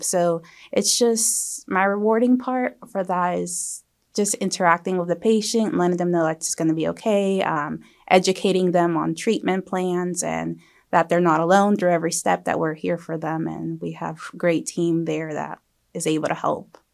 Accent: Beaufort County, South Carolina, United States; I was born and raised here, so I plan to stay and practice here

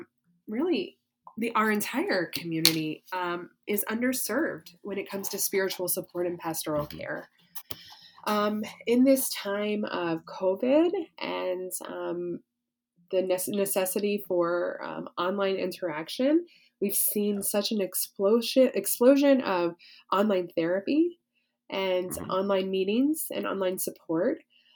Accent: the South, Southern United States, United States; as a Southerner

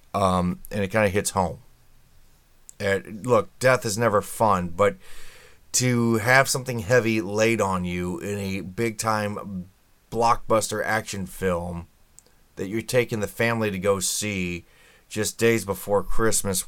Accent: Indianapolis, Indiana, United States; I'm from Indianapolis

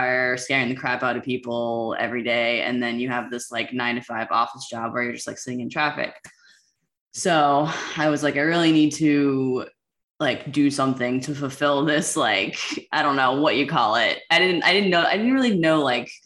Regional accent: United States; Washington, D.C., Metro, VA, Maryland area. I don't really want to say like exactly where, but in that area

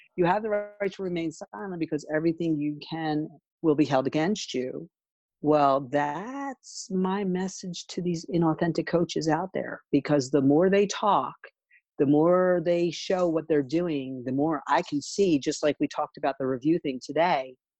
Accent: Philadelphia, Pennsylvania, United States; I grew up in Philly

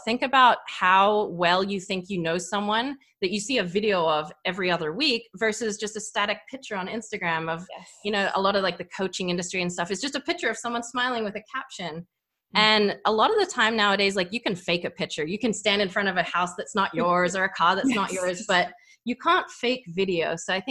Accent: Australia; accent: hybrid; So I grew up in Australia. I kind of have a hybrid accent going on.

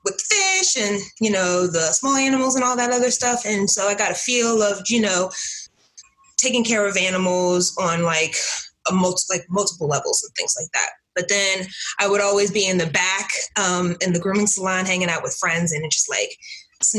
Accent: Newark, New Jersey, United States; now in South Jersey, United States; born and raised in Newark, New Jersey

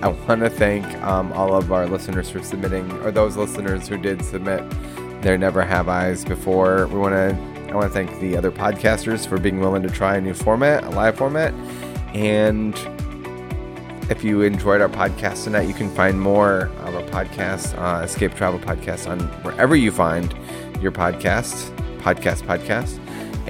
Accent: California, United States; It's my home state.

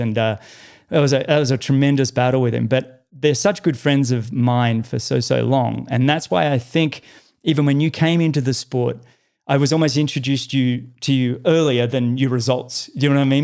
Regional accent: Australia; moved away as an adult; now in United States; as an Australian

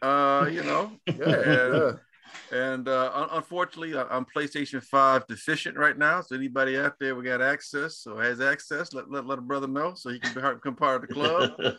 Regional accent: Chicago, Illinois, United States; as Chicagoan

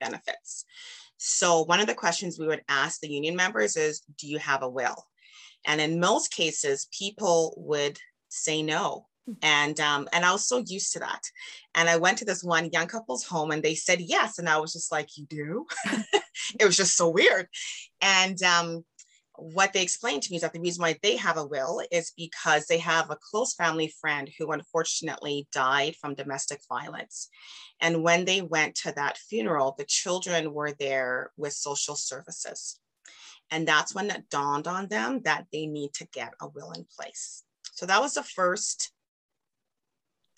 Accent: Canada; I'm from Canada

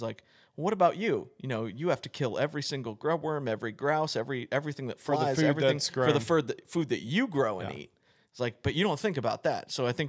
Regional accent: Indianapolis, Indiana, United States; born there; And I say that as one who has lived in more rural areas my entire life, other than I was born in Indianapolis, but I've spent most of my time in rural areas.

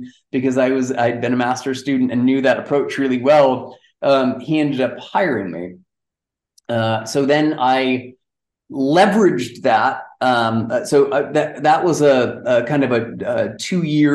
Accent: Amherst, Massachusetts, United States; now in Townsville, Australia; I grew up in Amherst, Massachusetts, actually in the hills just outside of Amherst, which is a cool little college town

